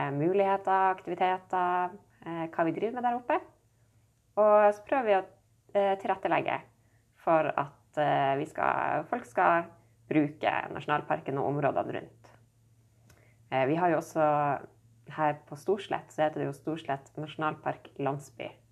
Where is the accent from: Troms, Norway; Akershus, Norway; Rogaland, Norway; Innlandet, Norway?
Troms, Norway; Nordreisa; jeg vokste opp her i Nordreisa